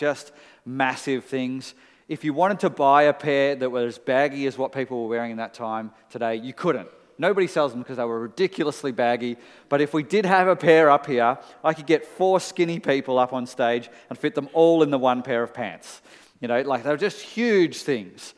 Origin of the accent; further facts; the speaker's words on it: Melbourne, Victoria, Australia; for 14-year-old me, growing up in Melbourne